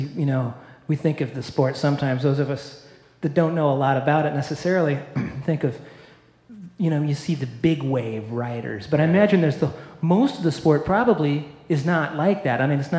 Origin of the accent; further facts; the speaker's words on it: Iowa, United States; now in Madison, United States; I'm from Iowa.